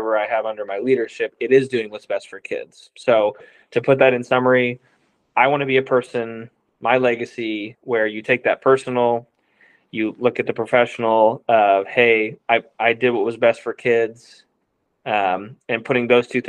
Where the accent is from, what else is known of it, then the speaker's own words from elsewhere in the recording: Missouri, United States; even growing up in Mizzou and an LSU fan, I used to hate Nick Saban